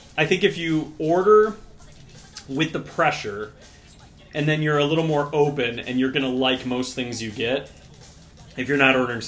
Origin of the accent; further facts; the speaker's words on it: Ohio, United States; I'm from Ohio.